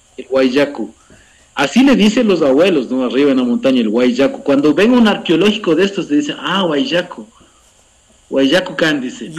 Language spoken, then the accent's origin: Spanish; Cotacachi, Imbabura, Ecuador; also born or lived in Putumayo / Intag; soy de aquí, de Imbabura, en la provincia de Imbabura, en el norte del Ecuador, en el cantón Cotacachi. Eh, tengo 47 años, eh, siempre he vivido aquí en Imbabura